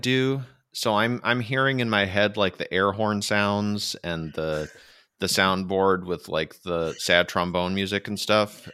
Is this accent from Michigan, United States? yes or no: yes; Michigan, United States; now in California, United States; I grew up in Michigan, which is an extremely flat place